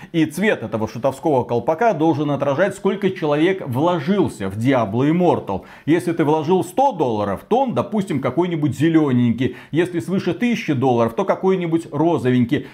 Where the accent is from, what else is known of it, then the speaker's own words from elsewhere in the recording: Belarus; я белорус